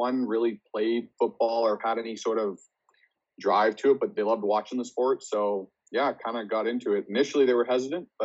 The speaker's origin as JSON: {"language": "English", "town": "Richmond", "region": "British Columbia", "country": "Canada", "tie": "born or raised there", "said": "I grew up here on the West Coast. So grew up in Richmond, BC."}